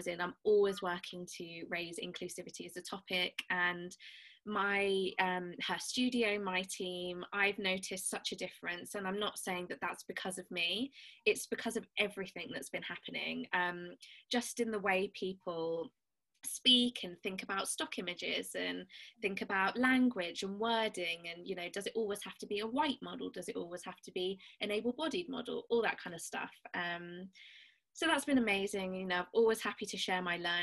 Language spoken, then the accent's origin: English; Birmingham, West Midlands, United Kingdom; I'm from Birmingham, so I say last instead of last